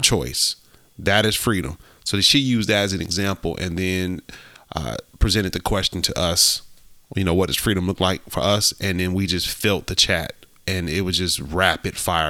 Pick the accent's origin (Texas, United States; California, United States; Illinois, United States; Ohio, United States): Ohio, United States; growing up in the Midwest, I grew up in Ohio